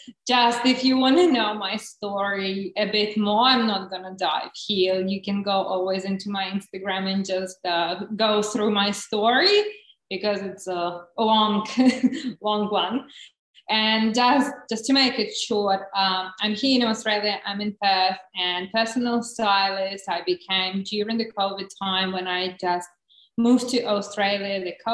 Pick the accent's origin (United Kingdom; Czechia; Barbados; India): Czechia; English is a second language; also born or lived in Russia; So just in a beginning, I was born in Russia, so this is my …. Is like, you can't get probably more Russian name than that one. But when I was 13, my parents moved to the Czech Republic, so I grew up there and lived there.